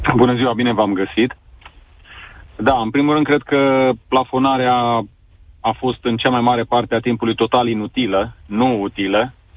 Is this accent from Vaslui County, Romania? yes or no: no; Sibiu, Sibiu County, Romania; eu sunt din Sibiu